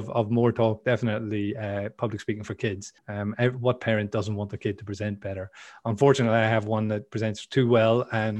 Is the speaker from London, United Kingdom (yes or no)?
no; Belfast, Northern Ireland, United Kingdom; accent: Northern Irish; Northern Irish accent, because people couldn't understand me. So some people get confused and think I'm Canadian or something, but no, I'm pure Belfast originally. That's where I come from.